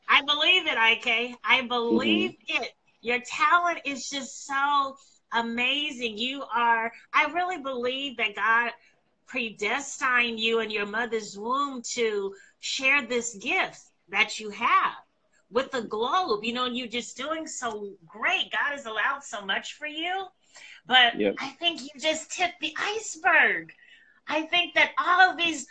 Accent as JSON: {"language": "English", "region": "California", "country": "United States", "moved": "yes", "lives_now": "southern United States", "said": "I'm in the southern states now. I'm from California, but I'm in the southern states"}